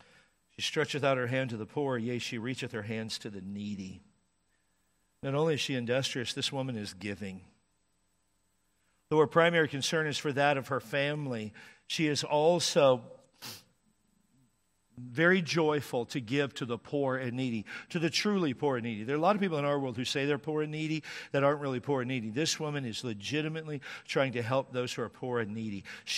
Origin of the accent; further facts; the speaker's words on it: Washington, United States; I grew up in Washington State, and it would certainly get cold in the wintertime there.